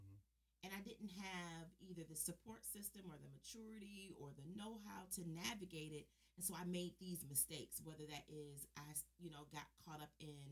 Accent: Detroit, Michigan, United States; growing up in Detroit

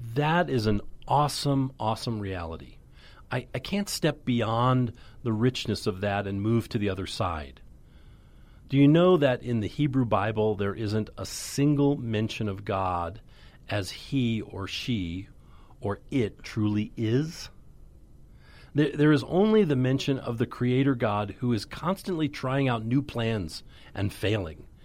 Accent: United States; I knew who I was as an American

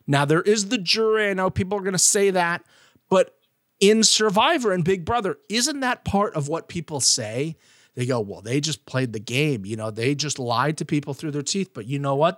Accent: Florida, United States; coming from a Florida standpoint

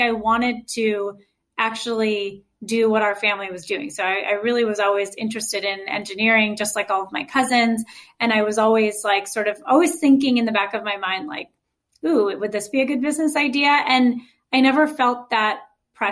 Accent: Chicago suburbs, Illinois, United States; also born or lived in Wisconsin; grow up, I would say, combo between Wisconsin and Chicago's suburb. So I was born there. And then eventually my whole family moved when I was in like second grade

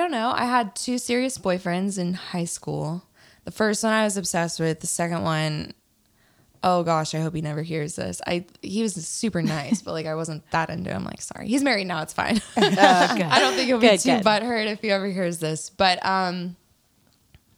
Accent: Virginia, United States; moved away as an adult; now in Nashville, United States; I'm from Virginia. I moved to Nashville 8 years ago

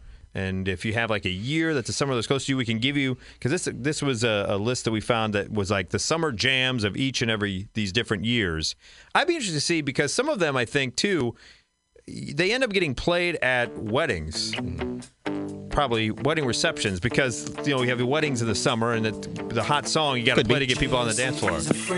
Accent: Illinois, United States; let me ask you this one, since we both grew up around, you grew up in Chicago, I grew up around Chicago, Lakeshore Drive.

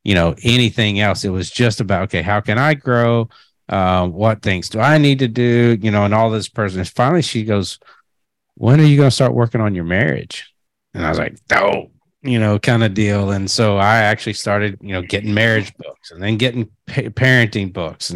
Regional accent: Kentucky, United States; I'm a redneck from Kentucky

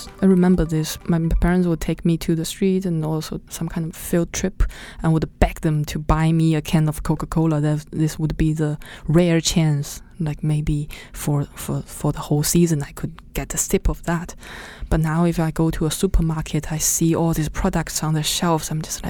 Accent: Nanjing, Jiangsu, China; moved away; my hometown. Which is? Which is Nanjing.

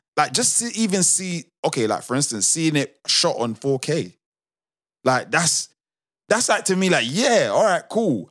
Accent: United Kingdom; a British born Nigerian

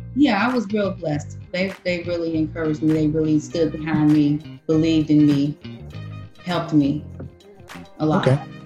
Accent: Detroit, Michigan, United States; also born or lived in Los Angeles; I started off here in Detroit

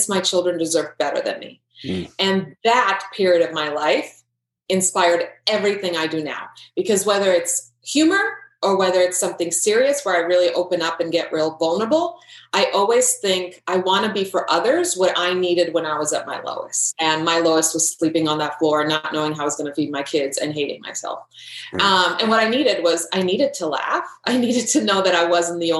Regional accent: Croatia; moved away; I grew up in Croatia. At the time, it was Yugoslavia.

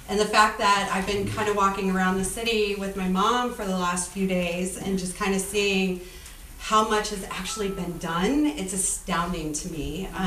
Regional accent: Detroit, Michigan, United States; moved away as an adult; now in San Francisco, United States; I grew up in Detroit and uh, I moved to San Francisco, and I still live there.

